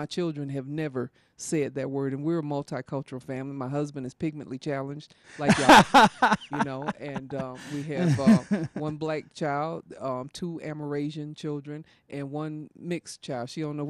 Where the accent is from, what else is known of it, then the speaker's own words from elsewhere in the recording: the South, United States; You know, growing up in the South, there was a lot of stuff that went on